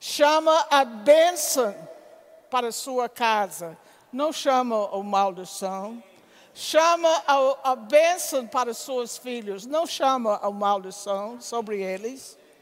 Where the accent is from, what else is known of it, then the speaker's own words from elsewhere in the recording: United States; Portuguese is a second language; moved away as an adult; now in Campina Grande, Brazil; sendo americano